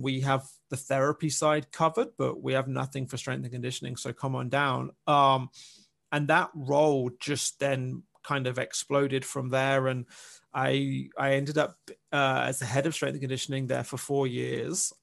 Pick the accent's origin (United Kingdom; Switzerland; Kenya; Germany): United Kingdom; England; moved away as an adult; I'm from I'm from England. I'm from the UK